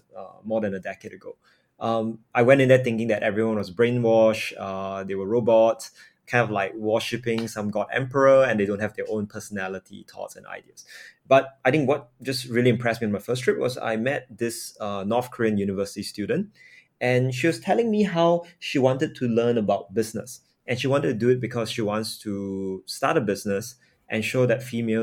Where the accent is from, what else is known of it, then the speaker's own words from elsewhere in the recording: Singapore; I'm born and raised in Singapore